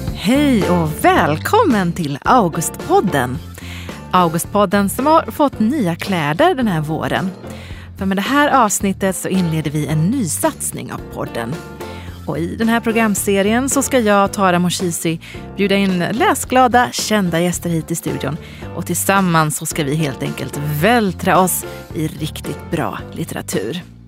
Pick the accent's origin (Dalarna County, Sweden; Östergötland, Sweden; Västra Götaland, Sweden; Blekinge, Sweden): Västra Götaland, Sweden; Gothenburg; also born or lived in Malmö; now in Stockholm, Sweden; jag är från Göteborg